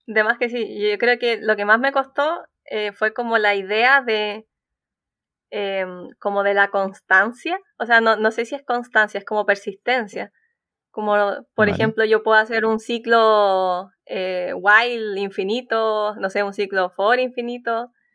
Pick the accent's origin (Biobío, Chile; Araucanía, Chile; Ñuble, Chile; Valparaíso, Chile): Biobío, Chile; Concepción; Yo soy de Concepción, así que es una universidad que está en mi región